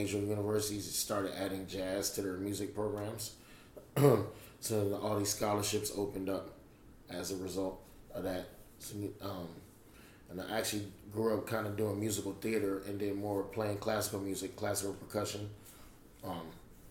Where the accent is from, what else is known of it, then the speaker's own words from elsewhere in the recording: Houston, Texas, United States; moved away as an adult; now in New Orleans, United States; I'm from Houston, Texas originally